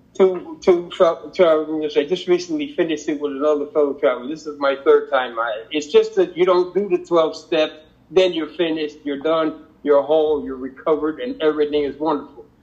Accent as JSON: {"language": "English", "region": "Connecticut", "country": "United States", "tie": "born or raised there", "said": "growing up in Connecticut, I have a sister two years younger than myself"}